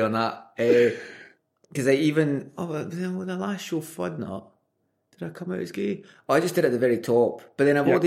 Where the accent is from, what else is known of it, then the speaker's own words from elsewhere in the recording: Glasgow, Scotland, United Kingdom; I grew up in the South Side of Glasgow